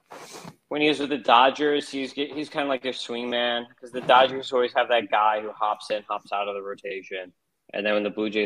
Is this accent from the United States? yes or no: yes; Midwest, United States; we're all from the Midwest